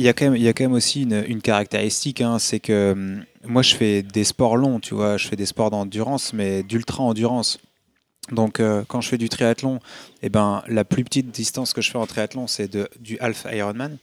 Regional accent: Hauts-de-France, France; moved away; je venais pas de Paris, tu vois, je, viens du nord de la France, je suis un ch'ti.

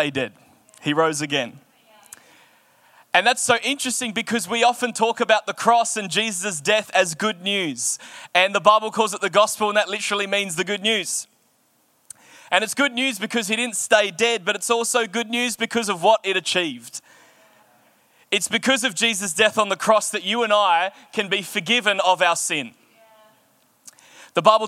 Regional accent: Australia; as an Australian going there, and as an Australian Christian

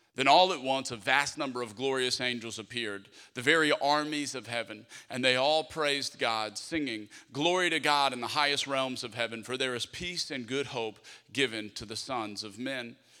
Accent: Lafayette, Louisiana, United States; moved away; my hometown of Lafayette, Louisiana

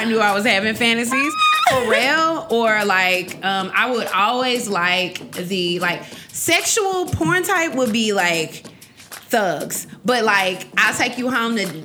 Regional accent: Memphis, Tennessee, United States; I'm from Memphis, Tennessee

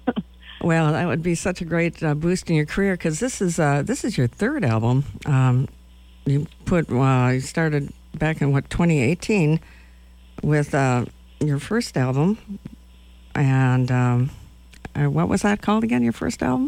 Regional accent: Madison, Wisconsin, United States; moved away; I'm from Madison

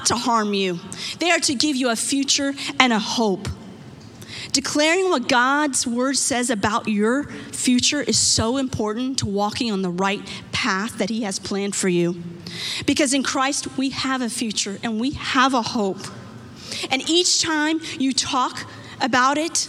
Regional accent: United States; Growing up in America

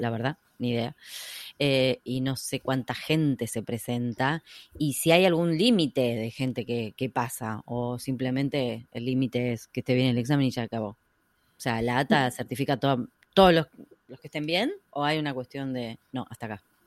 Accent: Argentina; siendo argentina

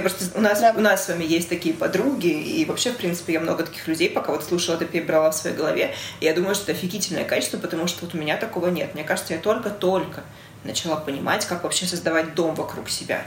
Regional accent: Russia; also born or lived in Belarus; я из России, я росла здесь

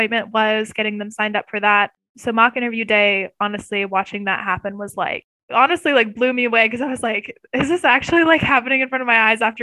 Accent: Pleasantville, Iowa, United States; moved away; I grew up in Pleasantville, Iowa, which is a tiny, tiny town in like Southern Iowa

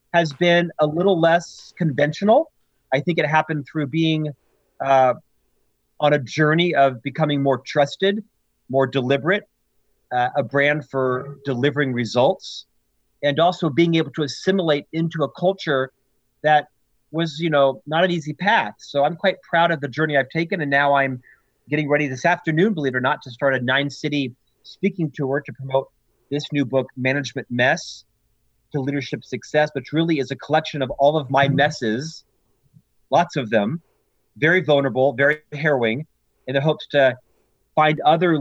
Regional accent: Central Florida, United States; moved away as an adult; also born or lived in Provo, Utah; I'm actually from Central Florida, born and raised there

